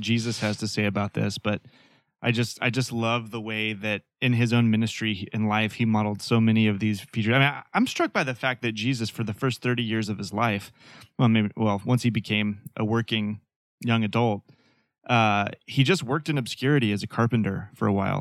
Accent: Fayetteville, Arkansas, United States; moved away as an adult; now in Portland, United States; Growing up in Nor-, Northwest Arkansas, born and raised

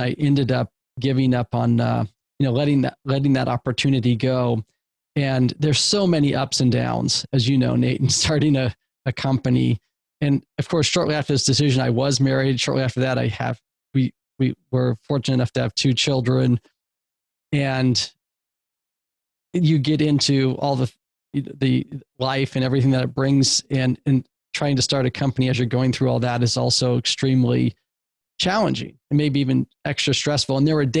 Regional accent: West Coast, United States; I'm from the West Coast.

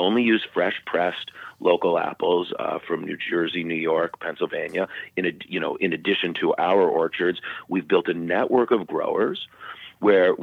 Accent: Canada; now in United States; I grew up in Canada, and I'm Canadian. I'm a dual citizen.

